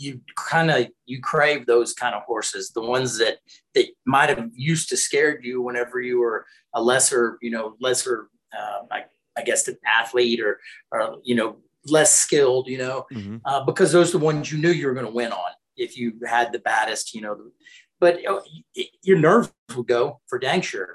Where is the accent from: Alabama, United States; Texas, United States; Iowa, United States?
Texas, United States; Arlington; I went to Arlington High, had a high school rodeo team